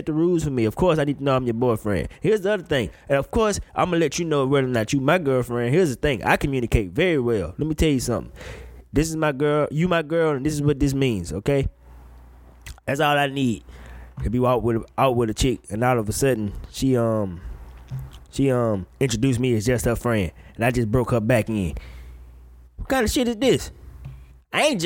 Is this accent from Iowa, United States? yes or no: no; Mississippi, United States; growing up in Mississippi